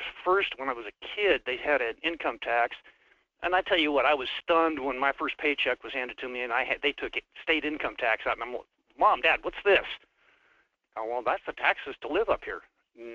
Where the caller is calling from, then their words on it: Wasilla, Alaska, United States; I'm calling from Wasilla.